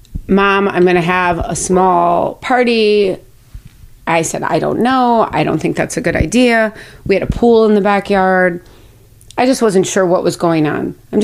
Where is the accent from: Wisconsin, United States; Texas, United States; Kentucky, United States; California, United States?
Wisconsin, United States; Milwaukee; moved away as an adult; also born or lived in Minnesota / Boca Raton, Florida; now in New Jersey, United States; Oh, I'm from a suburb of Milwaukee, Wisconsin.